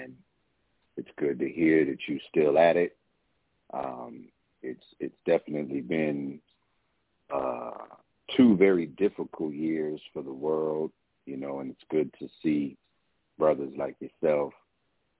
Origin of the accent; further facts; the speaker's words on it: San Francisco, California, United States; I'm just a brother in California, man, born and raised in San Francisco